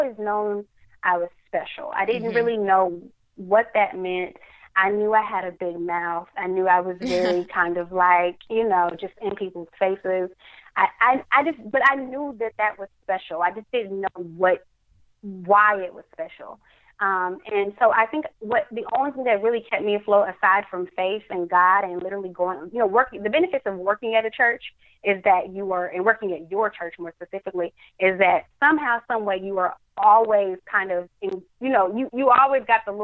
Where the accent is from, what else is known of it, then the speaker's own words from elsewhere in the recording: Dallas, Texas, United States; with Tom Joyner in Dallas, my hometown